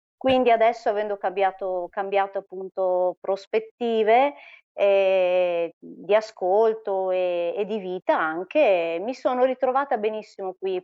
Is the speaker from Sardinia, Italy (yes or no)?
no; Monza, Lombardy, Italy